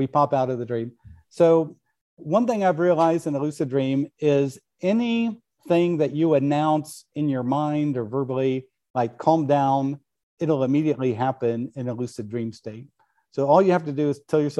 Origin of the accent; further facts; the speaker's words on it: Kansas, United States; When I was a kid growing up in Kansas